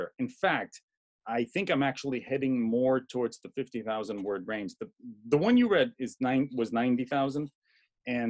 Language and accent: English; Boston, Massachusetts, United States; now in Miami, United States; I'm from Boston